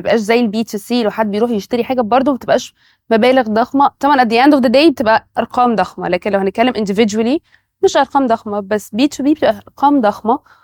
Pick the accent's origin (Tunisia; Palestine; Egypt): Egypt; احنا عندنا في مصر